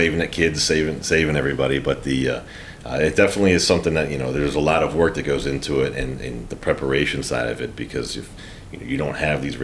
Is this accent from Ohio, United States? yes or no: no; Johnstown, Pennsylvania, United States; I'm from Johnstown